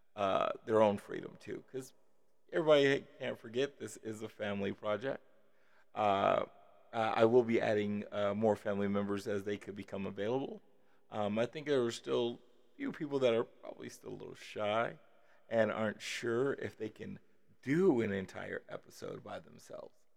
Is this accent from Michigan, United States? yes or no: no; Las Vegas, Nevada, United States; also born or lived in Kansas City, Missouri; at about five or six, uh, uh, we moved to Las Vegas